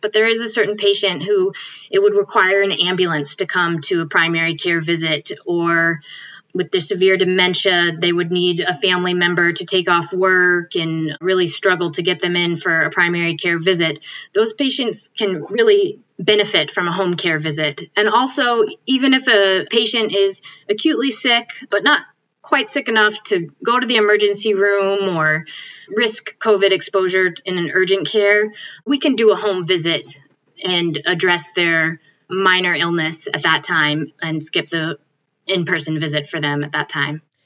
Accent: Connecticut, United States; moved away as an adult; also born or lived in Binghamton, New York; now in Illinois, United States; I grew up in Connecticut

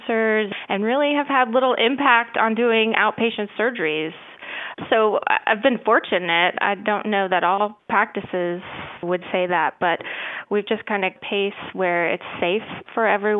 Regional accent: Indiana, United States; moved away as an adult; also born or lived in Tennessee; now in Outer Banks, North Carolina, United States; I'm originally from Indiana. I was born and raised there

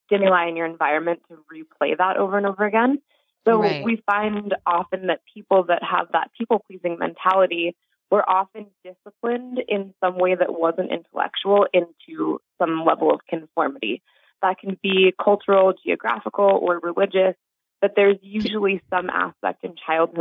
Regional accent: New York, United States; I grew up Jewish in New York

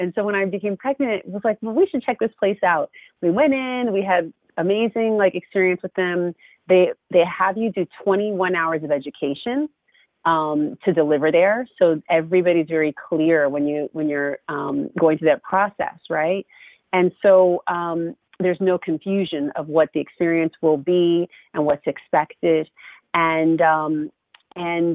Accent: California, United States; moved away as an adult; now in Brooklyn, United States; I'm from California

